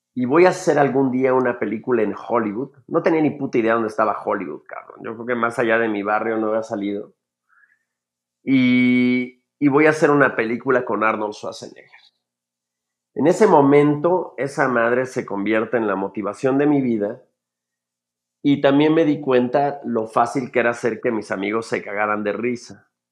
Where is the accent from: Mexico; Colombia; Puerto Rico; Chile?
Mexico; Mexico City; crezco en, un barrio, eh, probablemente el segundo barrio más peligroso de la Ciudad de México, que es el barrio de la Guerrero